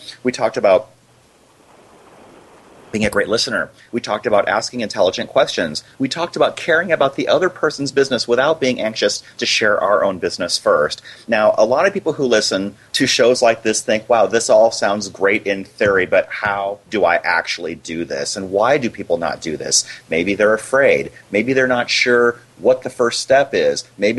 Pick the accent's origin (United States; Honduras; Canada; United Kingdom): United States; Iowa; now in Arizona, United States; No, I grew up in Iowa.